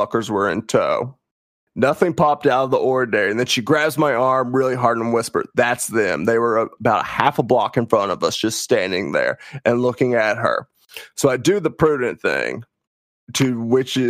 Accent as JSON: {"language": "English", "region": "the South", "country": "United States", "said": "I say this as a Southerner"}